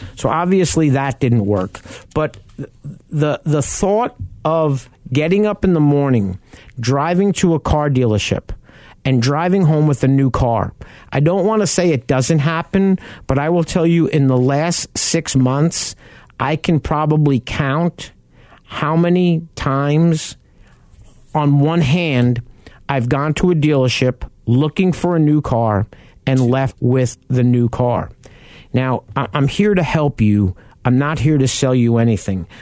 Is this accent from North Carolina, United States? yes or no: no; New York, United States; a kid from New York